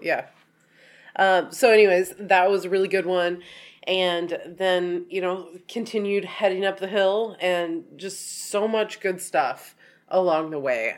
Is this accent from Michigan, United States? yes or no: no; Oregon, United States; we're from Oregon